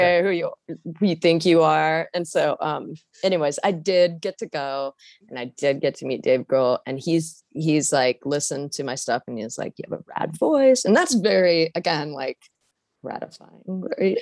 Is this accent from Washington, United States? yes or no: yes; Washington, United States; moved away; I'm from Washington State originally